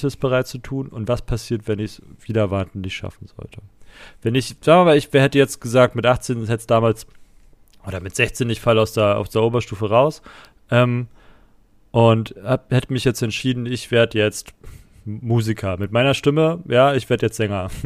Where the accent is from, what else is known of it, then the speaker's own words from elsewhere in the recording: eastern Germany, Germany; hier bei uns im Osten.